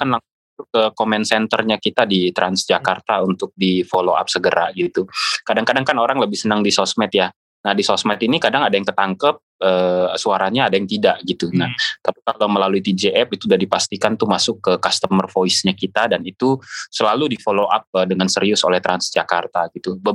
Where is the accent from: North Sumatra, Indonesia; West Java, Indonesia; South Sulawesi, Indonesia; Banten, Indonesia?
West Java, Indonesia; Depok; Uh, kebetulan saya lahir di Depok, orang Depok juga.